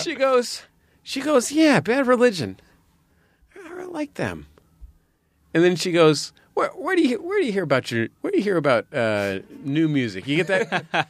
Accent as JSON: {"language": "English", "town": "San Francisco", "region": "California", "country": "United States", "tie": "born or raised there", "also_born_or_lived": "Santa Cruz / Berkeley", "said": "I grew up in San Francisco"}